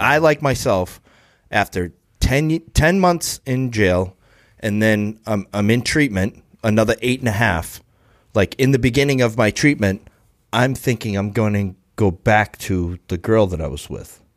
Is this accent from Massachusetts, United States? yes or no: yes; Brockton, Massachusetts, United States; I'm from Brockton